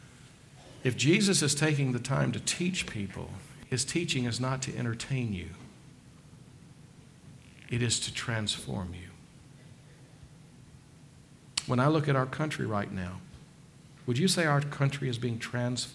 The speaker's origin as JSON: {"language": "English", "region": "the South", "country": "United States", "tie": "born or raised there", "said": "I grew up in the South"}